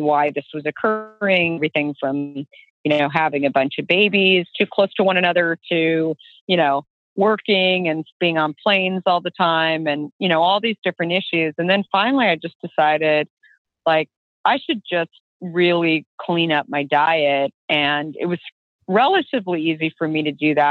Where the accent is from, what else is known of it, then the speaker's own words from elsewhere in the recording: Arizona, United States; I grew up in Arizona